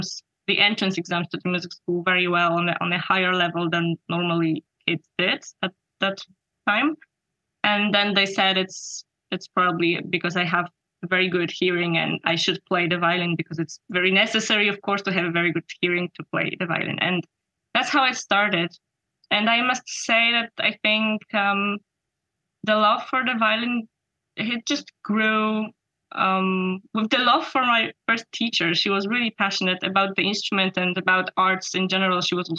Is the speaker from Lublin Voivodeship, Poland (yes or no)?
yes; Radzyń Podlaski, Lublin Voivodeship, Poland; there was one very famous violinist, Karol Lipiński, who was born in my hometown, Radzyń Podlaski.